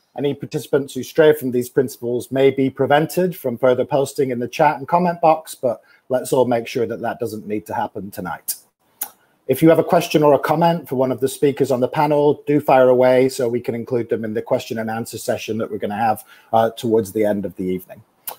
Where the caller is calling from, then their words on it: Washington, District of Columbia, United States; And I'm joining you from Washington, DC.